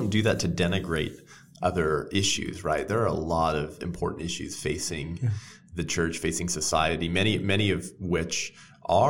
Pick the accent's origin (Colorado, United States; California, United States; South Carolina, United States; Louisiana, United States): California, United States; Whittier; I grew up here in Southern California, a little city called Whittier